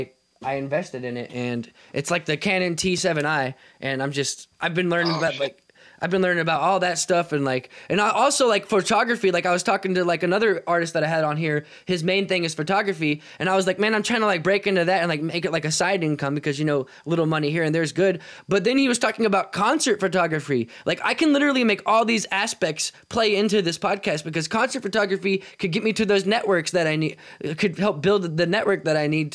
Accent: Kansas City, United States; I'm from Kansas City

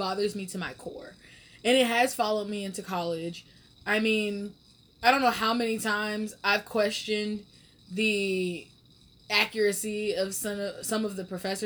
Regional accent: Atlanta, Georgia, United States; moved away; I'm from Atlanta originally.

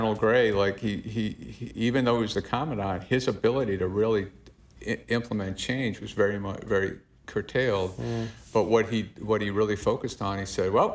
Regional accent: Massachusetts, United States; I am from Massachusetts

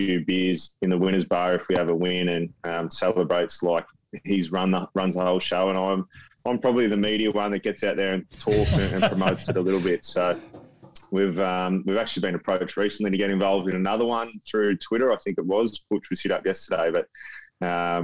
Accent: Benalla, Victoria, Australia; moved away as an adult; also born or lived in Brisbane / Adelaide; I grew up in Benalla

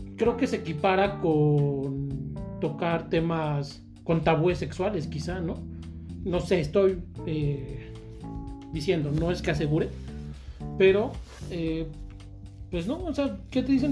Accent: Mexico; en mi pueblo, Valle de Charco

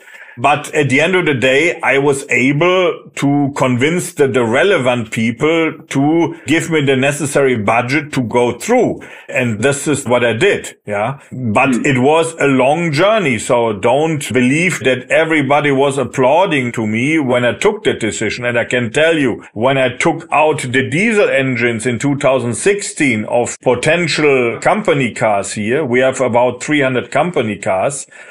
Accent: Germany; moved away as an adult; now in France; I'm German, but I'm also French. Uh, so I'm spent here 16 years in France, even more if I count my studying time here

